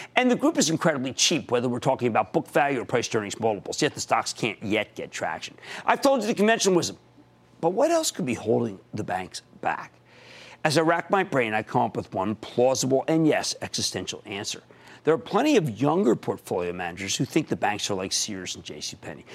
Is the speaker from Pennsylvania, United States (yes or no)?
yes; Pennsylvania, United States; my home state of Pennsylvania